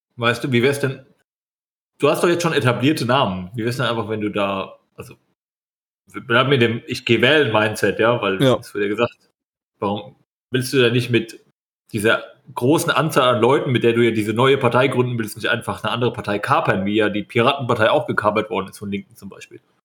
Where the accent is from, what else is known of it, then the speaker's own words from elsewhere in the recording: Bavaria, Germany; moved away; ich bin ja aus Bayern